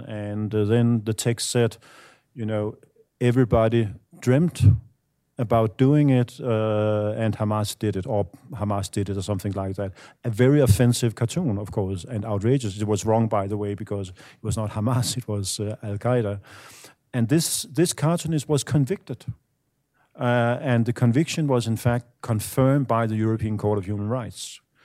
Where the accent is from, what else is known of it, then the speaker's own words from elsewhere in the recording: Denmark; I'm from Denmark